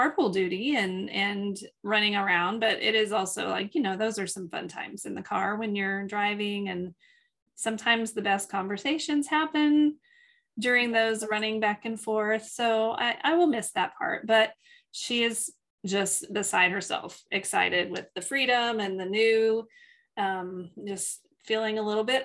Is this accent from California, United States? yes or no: no; Texas, United States; We're not from Houston. No offense to Houston friends, but we are not from Houston. We are from Texas